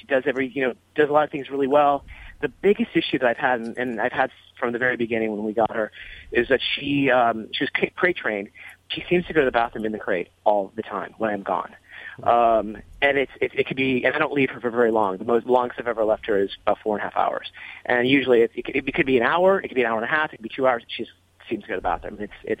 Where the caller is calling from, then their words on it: Palm Springs, California, United States; Well, Los Angeles, but I'm actually in Palm Springs. I live in Los Angeles.